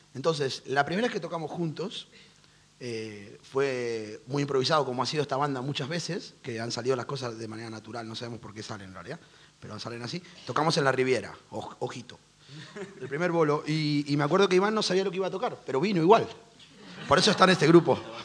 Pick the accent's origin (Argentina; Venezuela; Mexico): Argentina; now in Madrid, Spain; nosotros porque venimos de Argentina.